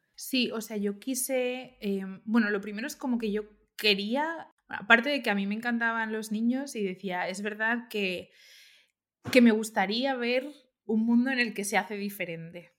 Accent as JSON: {"language": "Spanish", "town": "Valencia", "region": "Valencian Community", "country": "Spain", "also_born_or_lived": "Cambridge / London / Barcelona", "moved": "as an adult", "said": "yo soy de Valencia y no conocía Barcelona para nada"}